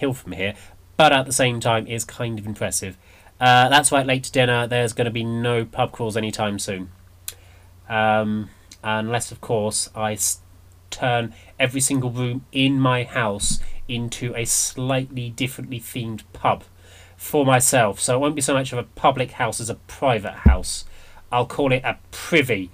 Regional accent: United Kingdom; I'm not English. I'm British

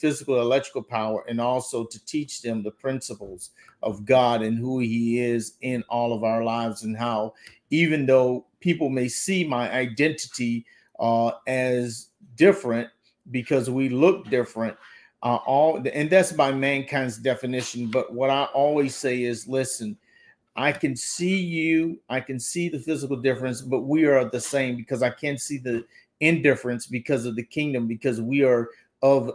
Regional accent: the South, United States; I was raised up in the South

